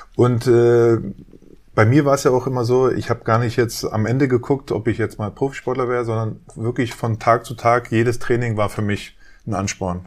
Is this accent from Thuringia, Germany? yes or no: no; Berlin, Germany; ich bin in Westberlin aufgewachsen, in Wedding